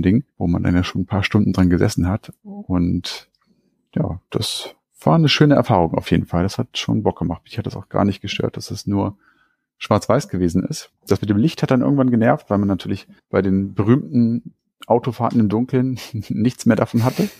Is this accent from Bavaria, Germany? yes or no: no; Hanover, Lower Saxony, Germany; eine Kaufhauskette hier bei uns in Hannover und da war ich dann in der Spielzeugabteilung